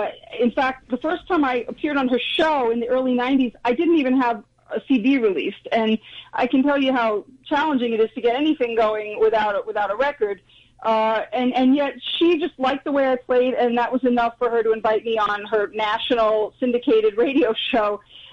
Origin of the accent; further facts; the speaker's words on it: New York, United States; I grew up in New York.